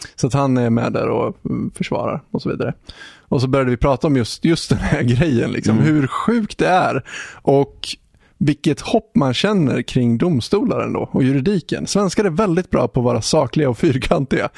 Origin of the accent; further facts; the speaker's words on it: Sweden; nästan från samma plats där jag är ifrån